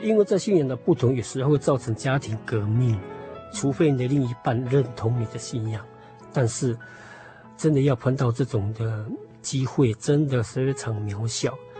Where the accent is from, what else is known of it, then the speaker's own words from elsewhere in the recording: Puli, Nantou County, Taiwan; 我们是在埔里住，我从小就在埔里住